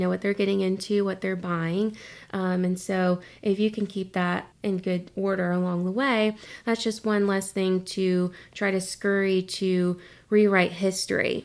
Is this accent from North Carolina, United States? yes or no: yes; Concord, North Carolina, United States; moved away as an adult; also born or lived in Greensboro, North Carolina; now in Wilmington, United States; I'm originally from Concord